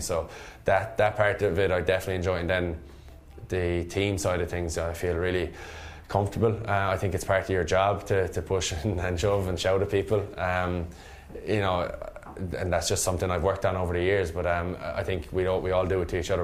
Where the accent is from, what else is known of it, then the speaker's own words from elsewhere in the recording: Limerick, Munster, Ireland; I'm from Munster. I'm Munster man, Limerick man, and very proud of that.